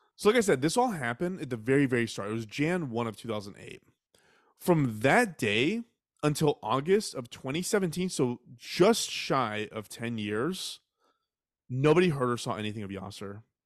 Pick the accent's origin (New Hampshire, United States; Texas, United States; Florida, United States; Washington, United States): Texas, United States; I was raised in Texas